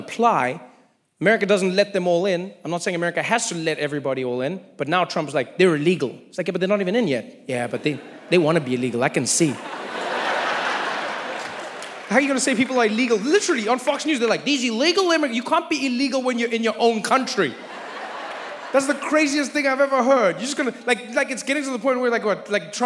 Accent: South Africa; now in United States; as a South African

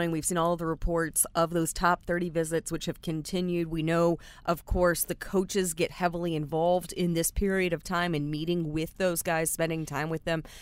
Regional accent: United States; accent: southern; my southern accent

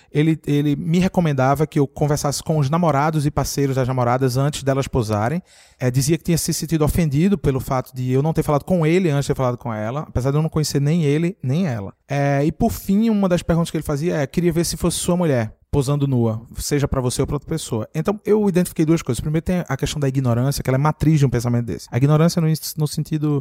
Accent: Recife, Pernambuco, Brazil; moved away; Eu vim de uma cidade muito machista, eu sou do Recife, provavelmente é a cidade mais machista do Brasil

